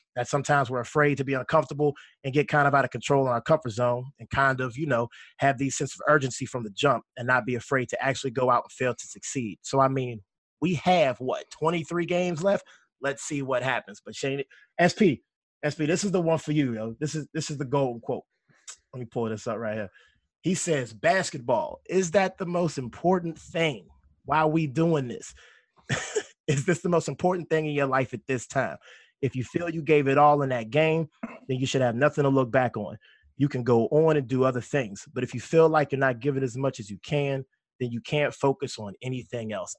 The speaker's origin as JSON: {"language": "English", "town": "Pittsburgh", "region": "Pennsylvania", "country": "United States", "said": "I hail from Pittsburgh, Pennsylvania."}